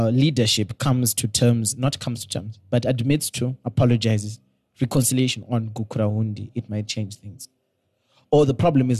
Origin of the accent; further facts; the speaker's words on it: Bulawayo, Zimbabwe; I'm from Skies.